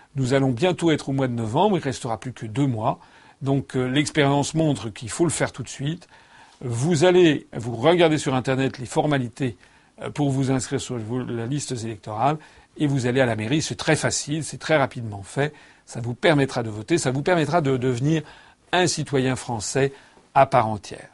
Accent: France; Je suis français

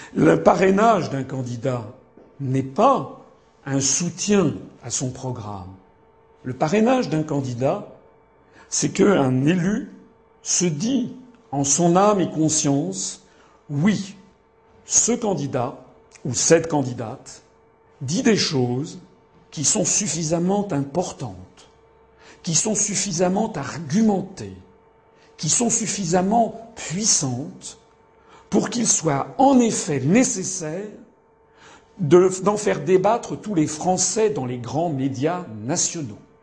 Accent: Paris, Île-de-France, France; je suis né à Paris

